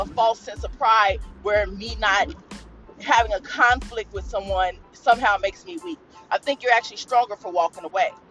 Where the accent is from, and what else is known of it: United States